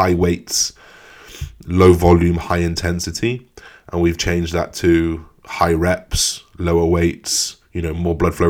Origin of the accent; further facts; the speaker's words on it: England, United Kingdom; as an English person